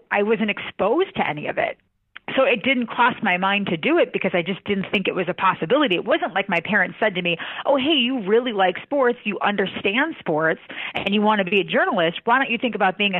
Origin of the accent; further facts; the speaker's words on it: Milwaukee, Wisconsin, United States; moved away; I grew up in Wisconsin. I grew up in a suburb of Milwaukee